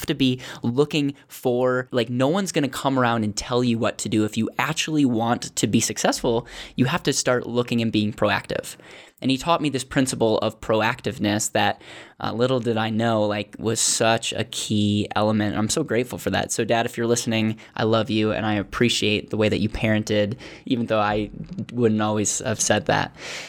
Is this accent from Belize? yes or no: no; Bancroft, Wisconsin, United States; also born or lived in Racine; I was born in Racine, Wisconsin.